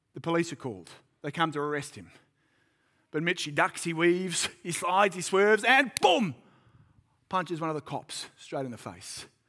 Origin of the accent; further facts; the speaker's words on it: Sydney, New South Wales, Australia; moved away as an adult; now in Central Coast, Australia; I'm from Sydney